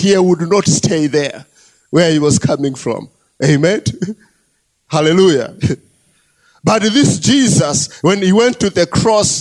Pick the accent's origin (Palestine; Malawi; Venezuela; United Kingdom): Malawi; I was born here in Malawi and I have lived here in Malawi